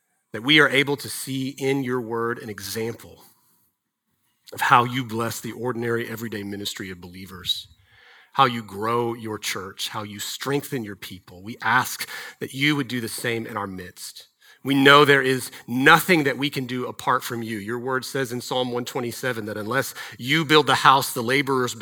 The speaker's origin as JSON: {"language": "English", "town": "Dallas", "region": "Texas", "country": "United States", "tie": "born or raised there", "said": "I grew up in Texas. I grew up in DFW."}